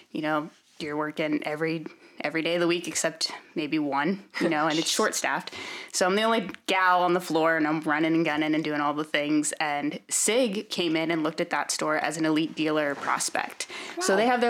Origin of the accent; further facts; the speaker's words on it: central Pennsylvania, United States; also born or lived in New Hampshire / Washington / Oregon; now in Texas, United States; I have two younger brothers and all boy cousins, and there's not a lot to do in central PA